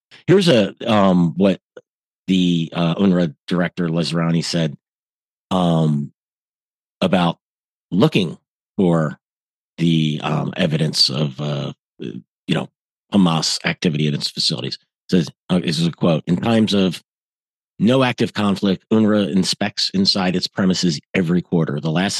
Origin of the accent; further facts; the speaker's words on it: United States; myself being an American citizen